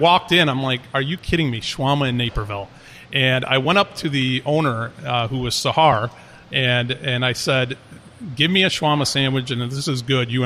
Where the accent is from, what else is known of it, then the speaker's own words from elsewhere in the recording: Paris, Île-de-France, France; moved away; my mother is French, and I grew up a lot in Paris